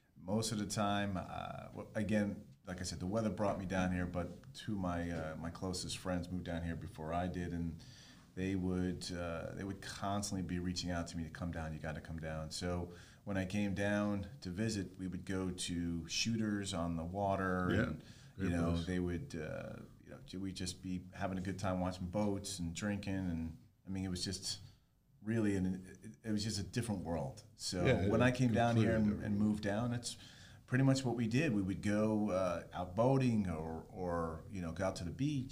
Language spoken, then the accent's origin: English; Rockland County, New York, United States; now in South Florida, United States; I am originally from New York. I grew up there and moved down here in summer of 1997